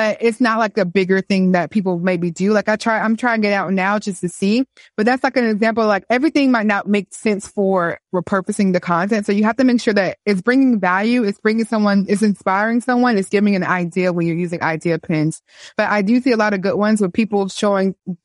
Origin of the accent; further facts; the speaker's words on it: Miami, Florida, United States; also born or lived in Korea; now in Atlanta, United States; I just came from Miami this past weekend, but I'm from Miami